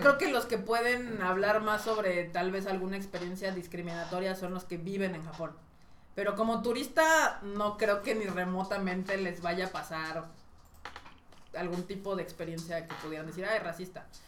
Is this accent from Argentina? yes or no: no; Mexico